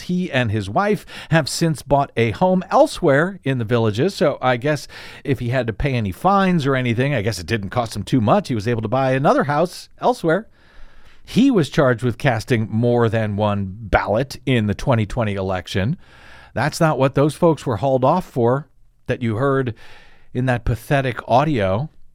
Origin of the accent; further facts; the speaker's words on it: Missouri, United States; moved away; my home state of Missouri